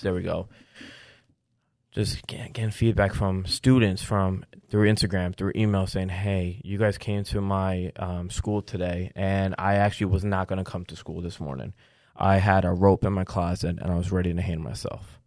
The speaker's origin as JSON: {"language": "English", "region": "New York", "country": "United States", "said": "as a New Yorker"}